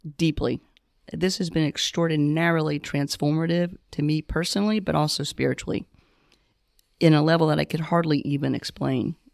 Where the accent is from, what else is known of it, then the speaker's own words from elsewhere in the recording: the South, United States; moved away as an adult; also born or lived in Connecticut; now in Charlotte, United States; I'm originally from the South